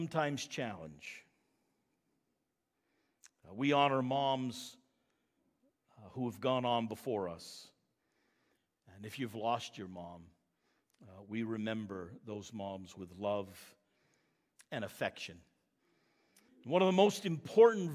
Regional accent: Maine, United States; moved away as an adult; also born or lived in Lincoln, Maine / Quispamsis, New Brunswick; now in Murray Corner, Canada; I'm an American, born in Maine

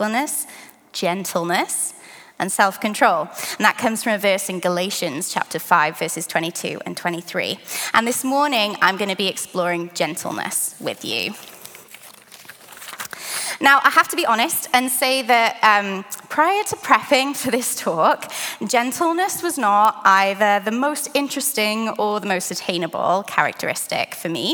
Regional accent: United Kingdom; moved away; I'm from the UK originally.

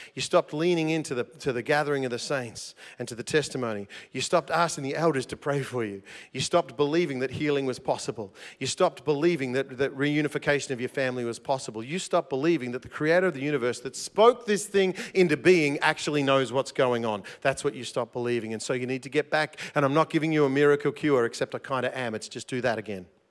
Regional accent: South Gippsland, Victoria, Australia; accent: South Gippsland English; first language English; South Gippsland English is my first language

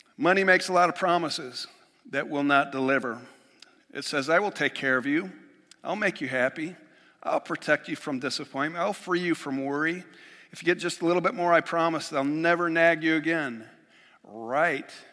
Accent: Western New York, United States; moved away; I'm just from Western New York

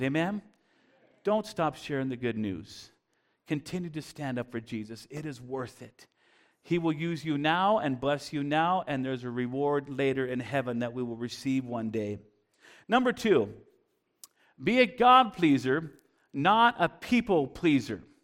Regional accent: Bellingham, Washington, United States; we were growing up in Bellingham, Washington, just across the border, and, uh, and I grew up there

